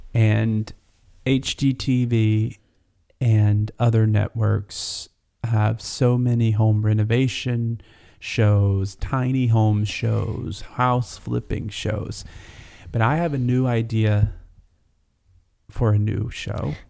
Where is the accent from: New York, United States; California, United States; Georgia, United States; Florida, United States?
Georgia, United States; North; where I grew up in North Georgia